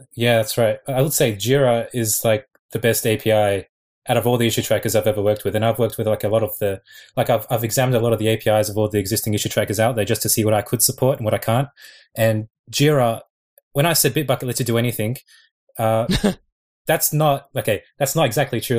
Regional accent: Sydney, New South Wales, Australia; moved away as an adult; now in Japan; I'm I'm from Sydney though. Like I've only been here for two months, but I'm originally from Sydney

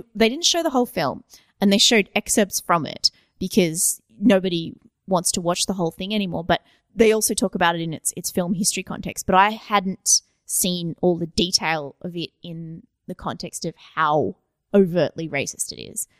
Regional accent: Australia; I'm Australian

